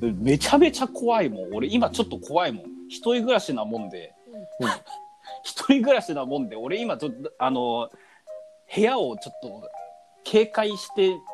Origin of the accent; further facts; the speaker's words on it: Tokyo, Japan; 俺小学校の時は東京の方にいたけどね。